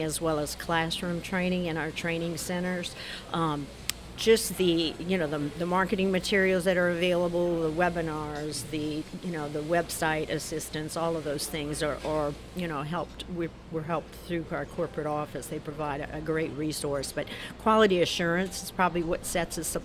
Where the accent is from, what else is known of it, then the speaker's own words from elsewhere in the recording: New Iberia, Louisiana, United States; I'm from New Iberia, Louisiana